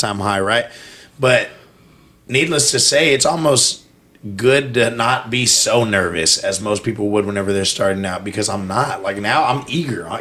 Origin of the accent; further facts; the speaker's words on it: Texas, United States; accent: Texan; I'm from Texas